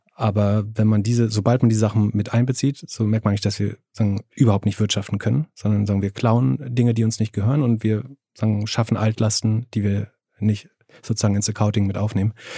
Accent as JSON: {"language": "German", "town": "Greifswald", "region": "Mecklenburg-Vorpommern", "country": "Germany", "tie": "born or raised there", "said": "in meiner Heimatstadt in Greifswald"}